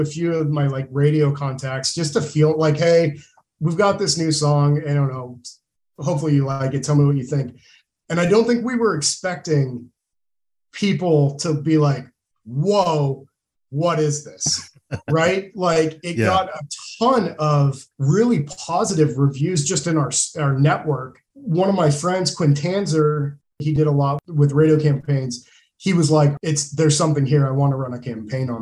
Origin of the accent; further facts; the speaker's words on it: Moscow, Idaho, United States; we come from a small town. We're from Moscow, mm-hmm. Idaho. Small college town